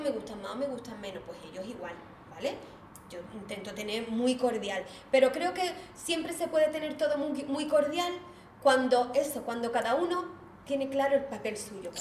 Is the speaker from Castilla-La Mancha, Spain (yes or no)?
no; Algeciras, Andalusia, Spain; yo soy de Algeciras